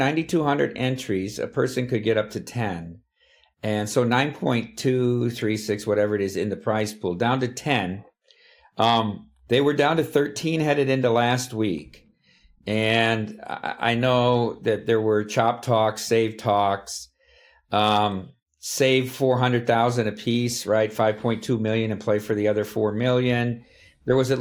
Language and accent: English; Dubuque, Iowa, United States; I'm from Dubuque, Iowa, graduated from Wallard High School, went to the University of Notre Dame, degree in history and English.